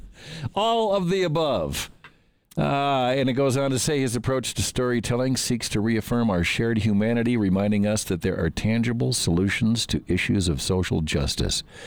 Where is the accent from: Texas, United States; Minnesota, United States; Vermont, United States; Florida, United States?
Minnesota, United States; Minneapolis; moved away; Minneapolis, which is my hometown